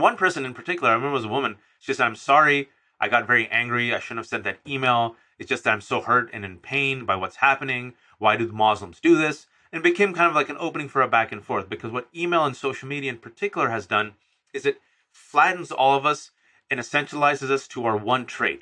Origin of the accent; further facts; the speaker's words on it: United States; I'm an American-born citizen and my family members, my parents are immigrants from Pakistan